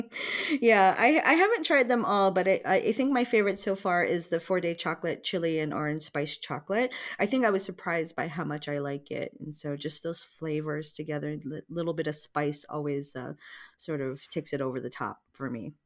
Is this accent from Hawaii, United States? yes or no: yes; Hawaii, United States; I'm from Hawaii.